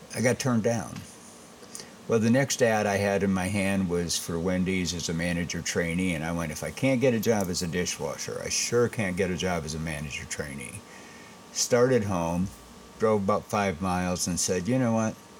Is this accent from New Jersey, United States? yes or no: no; Saginaw, Michigan, United States; also born or lived in Cincinnati, Ohio / Columbus, Ohio / Louisiana / Texas; now in Batesville, United States; I was born in Saginaw, Michigan. And uh, grade school, I started at Jesse Loomis